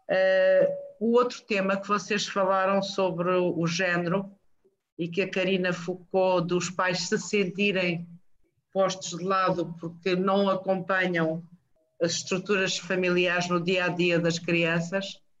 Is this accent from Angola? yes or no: yes; Lunda Norte, Angola; mais do que ter nascido e vivido em Angola, eu nasci e vivi na Lunda Norte de Amang, não a Lunda Norte real, não a Lunda Norte que, que havia, era aquela, era o tal, a tal gaiola.